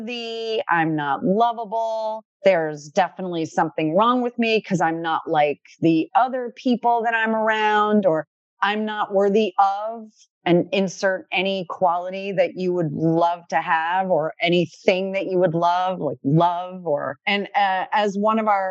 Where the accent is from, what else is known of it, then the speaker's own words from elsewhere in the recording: Connecticut, United States; now in Dunedin, United States; We are both originally from Connecticut, but we met in Dunedin, Florida